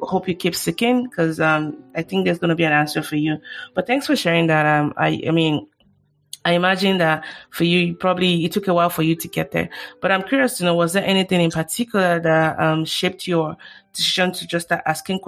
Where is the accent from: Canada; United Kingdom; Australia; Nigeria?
Nigeria; now in United States; I grew up in Nigeria as well